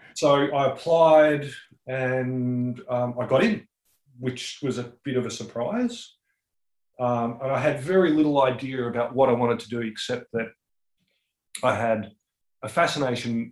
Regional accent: Newstead, Victoria, Australia; also born or lived in Melbourne; It's my it's actually my hometown. So I grew up there

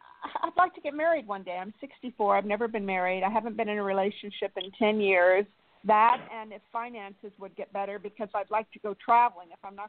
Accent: New York City, New York, United States; I was born in Flushing, Long Island.

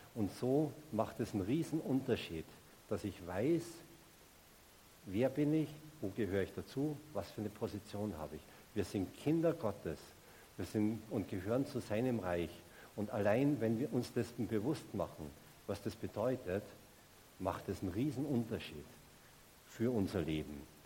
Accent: Salzburg, Austria; moved away as an adult; also born or lived in Munich; ich komme aus Salzburg und ich bin damals noch jedes Wochenende nach Hause gefahren zu meinen Eltern, in mein Elternhaus

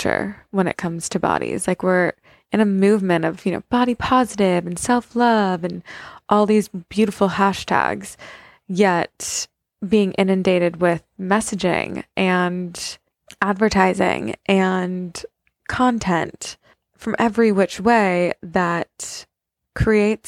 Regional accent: United States; I'm an American. I'm not from there.

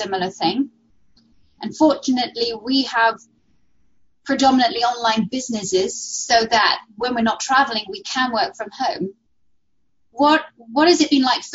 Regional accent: United Kingdom; moved away; my home country, which I miss so dearly

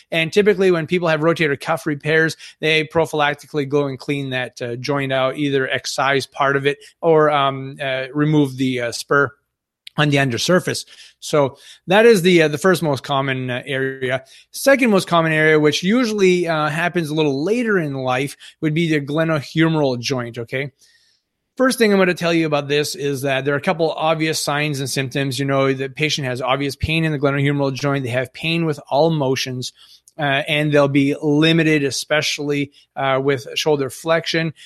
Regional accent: Northern Maine, United States; I'm from Northern Maine. We have a little el, more elderly population up here.

